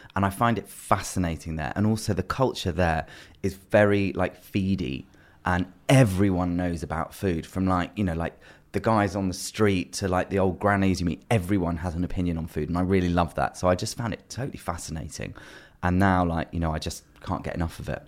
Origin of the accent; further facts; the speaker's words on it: London, United Kingdom; growing up in London